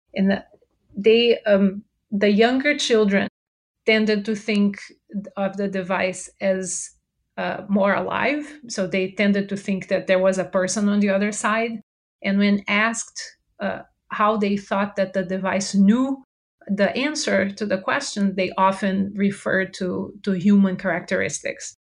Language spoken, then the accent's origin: English; Brazil; English is a second language; moved away as an adult; now in United States; I uh, moved here to the US. I'm originally from Brazil. So if you detect an accent, that's where it's from